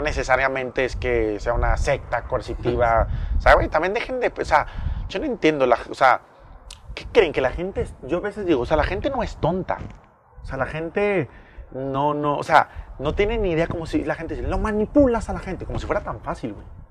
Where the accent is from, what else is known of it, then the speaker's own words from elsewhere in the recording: Mexico; Somos mexicanos